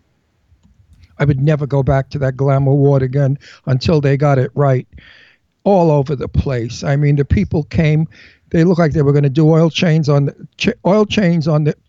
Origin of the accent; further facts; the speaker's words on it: New York, United States; accent: Brooklyn; moved away as an adult; also born or lived in Palm Springs; now in New Hope, Pennsylvania, United States; I was born and raised in New York. I grew up in New York when people were elegant